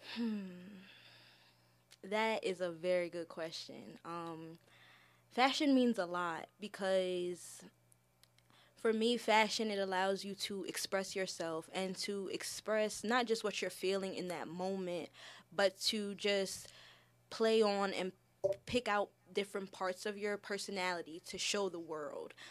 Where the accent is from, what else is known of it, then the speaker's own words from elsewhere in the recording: Milford, Delaware, United States; also born or lived in Philadelphia, Pennsylvania; I was born in Milford, Delaware. uh, raised throughout Delaware and the Philadelphia areas with my mother and my brother